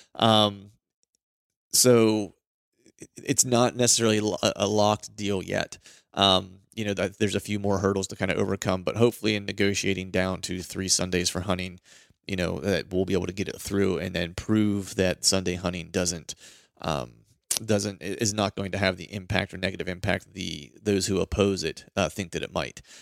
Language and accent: English; Pennsylvania, United States; I'm from Pennsylvania, grew up hunting Pennsylvania